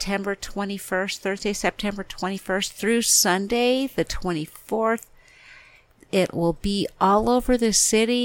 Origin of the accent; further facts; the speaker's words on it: Colorado, United States; now in Albuquerque, United States; I'm from Colorado